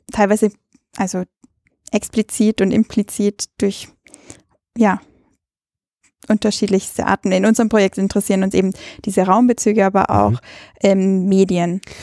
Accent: Ainring, Bavaria, Germany; also born or lived in Salzburg, Austria; now in Vienna, Austria; ich bin also an der Grenze aufgewachsen zwischen Österreich und Deutschland

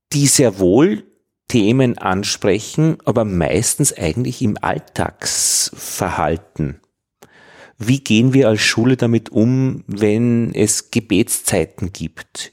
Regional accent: Upper Austria, Austria; ich bin ja im Katholischen aufgewachsen, im, in Oberösterreich in den 70er Jahren

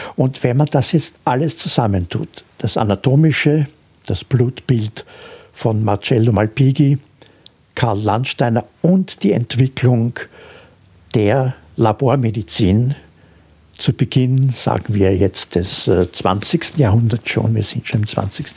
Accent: Austria; als Österreicher

